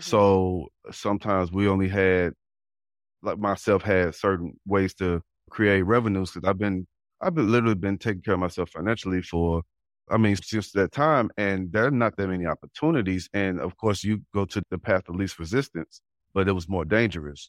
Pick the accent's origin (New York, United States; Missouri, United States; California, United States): Missouri, United States; St. Louis; the neighborhood I, I grew up in in Saint Louis